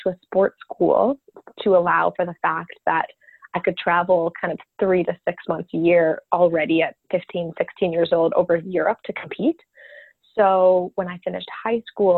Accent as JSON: {"language": "English", "town": "Calgary", "region": "Alberta", "country": "Canada", "tie": "born or raised there", "also_born_or_lived": "New York City", "said": "I grew up in Calgary, Alberta, close to the mountains. And yeah, that was home base for me my whole life"}